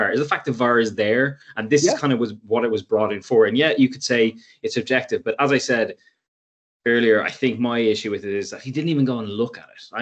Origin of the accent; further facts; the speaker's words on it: Ireland; being an Irish person alive, it's it is kind of the unpopular view.